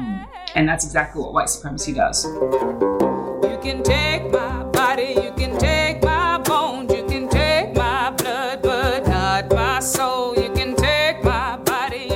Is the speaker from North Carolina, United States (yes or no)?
yes; Greensboro, North Carolina, United States; now in Limerick, Ireland; I'm from Greensboro, North Carolina, but I currently live in Limerick, Ireland